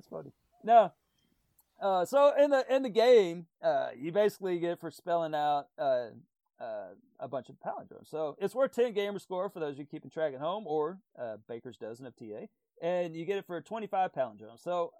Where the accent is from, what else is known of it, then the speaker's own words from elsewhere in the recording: Tornado Alley, United States; I grew up in Tornado Alley now, so I know me some twisters.